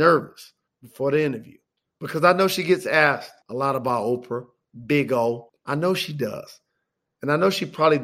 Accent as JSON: {"language": "English", "town": "Detroit", "region": "Michigan", "country": "United States", "tie": "born or raised there", "said": "I'm from Detroit, Michigan"}